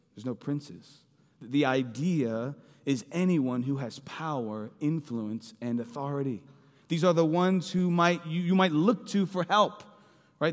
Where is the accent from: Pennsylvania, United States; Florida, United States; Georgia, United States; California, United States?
Pennsylvania, United States; Philadelphia; moved away; I'm from Philly.